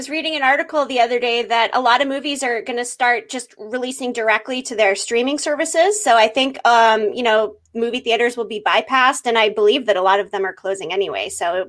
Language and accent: English; Massachusetts, United States; I'm from Massachusetts as well